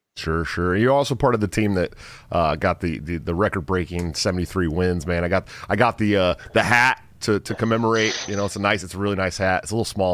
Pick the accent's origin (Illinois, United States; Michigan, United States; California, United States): California, United States; Antioch; I'm from uh, Antioch, California, right outside of Oakland